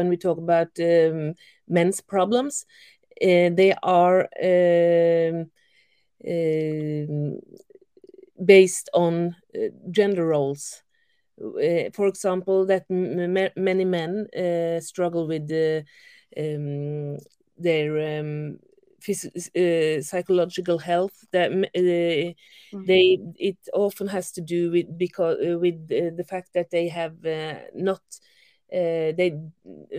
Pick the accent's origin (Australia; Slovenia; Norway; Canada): Norway; I'm from Norway